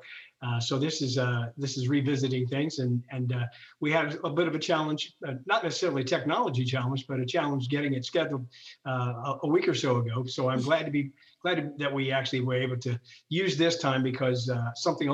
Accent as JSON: {"language": "English", "region": "Ohio", "country": "United States", "tie": "born or raised there", "said": "I'm born and raised in Ohio. Really kind of have always been here"}